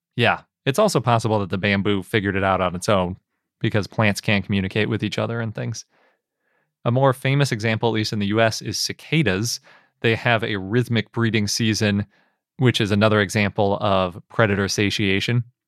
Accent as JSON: {"language": "English", "region": "Wisconsin", "country": "United States", "tie": "born or raised there", "said": "When I grew up in Wisconsin, yeah, I lived through at least one of these cicada events"}